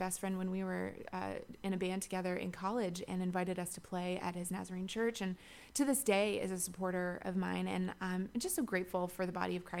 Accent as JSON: {"language": "English", "area": "Shenandoah Valley", "region": "Virginia", "country": "United States", "tie": "born or raised there", "also_born_or_lived": "Nashville, Tennessee", "moved": "as an adult", "said": "I grew up in the Shenandoah Valley of Virginia going to a Church of the Brethren"}